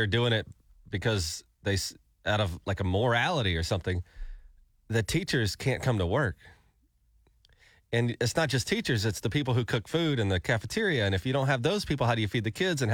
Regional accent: Alabama, United States; moved away as an adult; now in Tulsa, United States; We grew up in Alabama

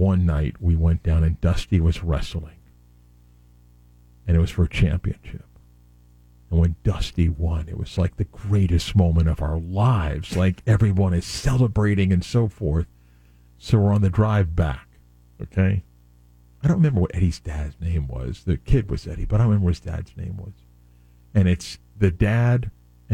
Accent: South Florida, United States; also born or lived in New York; So I grew up in South Florida, born in New York, grew up in South Florida

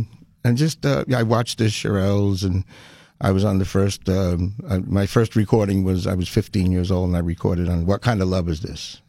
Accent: Garfield, New Jersey, United States; Garfield, New Jersey. It was about 11 miles west of Manhattan. And it was country, little country town back then.

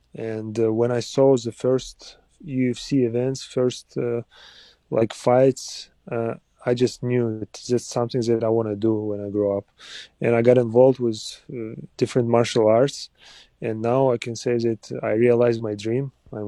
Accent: Uzbekistan; moved away; also born or lived in Kazakhstan; I was born and grew up in Uzbekistan. And I still have a lot of friends and family out there too. But now, yeah, I live and represent the Kazakhstan country.

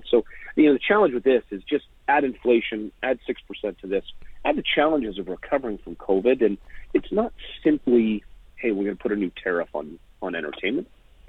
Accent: Edmonton, Alberta, Canada; I came from Edmonton where we went from the transition of Edmonton Northlands and Rexall Place into Rogers Place downtown.

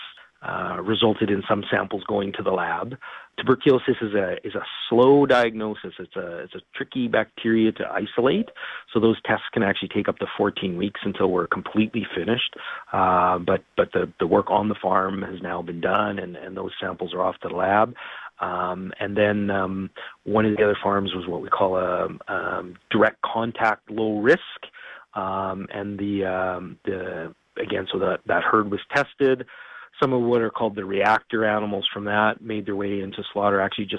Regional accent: Winnipeg, Manitoba, Canada; we're all from Winnipeg

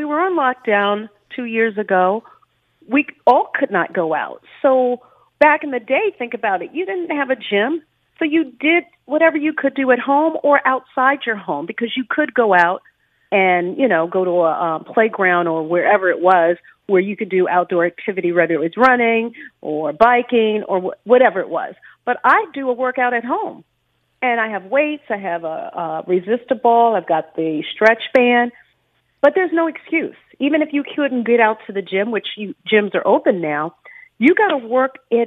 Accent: Washington, District of Columbia, United States; now in Dallas, United States; I'm from Washington, D.C.

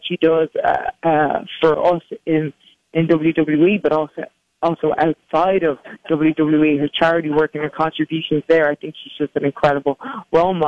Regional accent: Dublin, Leinster, Ireland; growing up in Dublin, Ireland

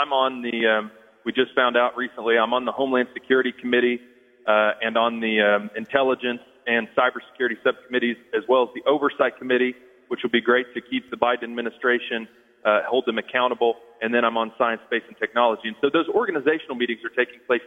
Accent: Galena, Kansas, United States; I grew up in Galena.

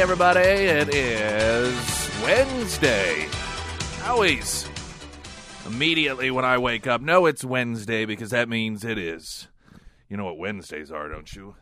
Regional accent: the Ozarks, United States; growing up in the Ozarks

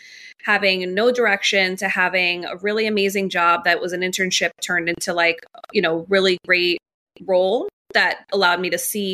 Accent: New York City, New York, United States; also born or lived in Miami; My parents came here from Colombia, landed in Jackson Heights in Queens. So I grew up in New York my whole life, pretty much

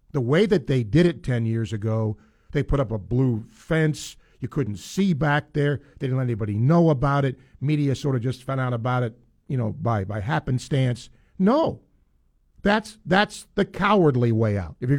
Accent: the North, United States; moved away; I grew up in the North

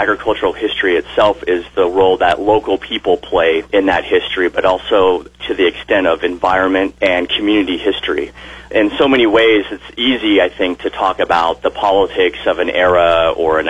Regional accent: southern Oregon, United States; now in Kearney, United States; I was born in Oregon and grew up in southern part of the state

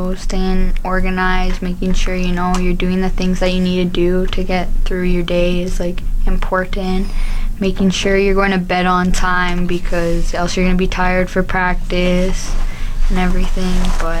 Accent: Thompson, Manitoba, Canada; moved away as an adult; now in Fort McMurray, Canada; I'm from Thompson, Manitoba.

